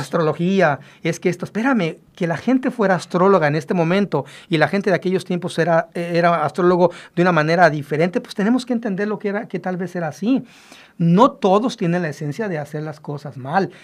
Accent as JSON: {"language": "Spanish", "country": "Mexico", "said": "nosotros los mexicanos"}